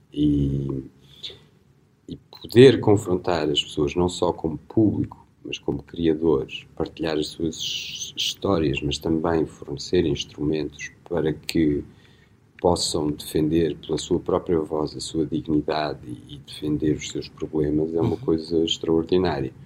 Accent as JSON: {"language": "Portuguese", "region": "Beira", "country": "Portugal", "accent": "Beirão", "moved": "yes", "lives_now": "Porto, Portugal", "said": "eu tenho uma pronúncia beirã"}